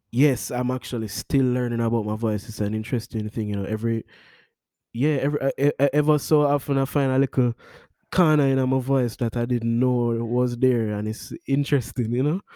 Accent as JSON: {"language": "English", "town": "Kingston", "country": "Jamaica", "tie": "born or raised there", "said": "I'm from Kingston, Jamaica, Stony Hill, one place I ever born and grow"}